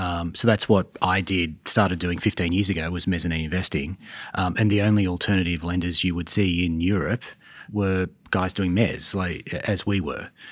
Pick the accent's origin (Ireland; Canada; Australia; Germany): Australia; Sydney, New South Wales; moved away as an adult; now in Charlotte, United States; So in Sydney.